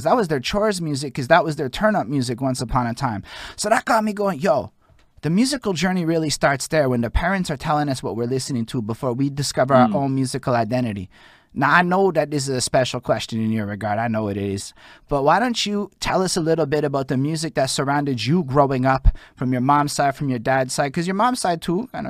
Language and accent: English; Montreal, Quebec, Canada; I'm from Montreal